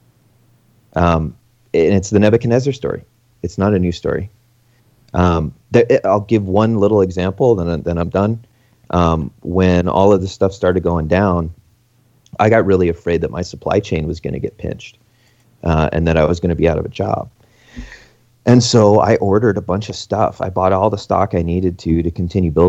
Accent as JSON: {"language": "English", "region": "Alaska", "country": "United States", "moved": "yes", "lives_now": "Canada", "said": "I'm not from Canada. I'm from Alaska."}